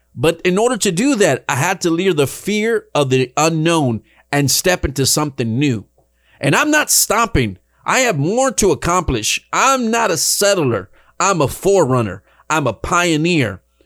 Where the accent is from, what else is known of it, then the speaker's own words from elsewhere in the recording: Dallas, Texas, United States; moved away as an adult; now in Rio Grande Valley, United States; I left the big city behind, Dallas, Texas, where I was born and raised. That was my hometown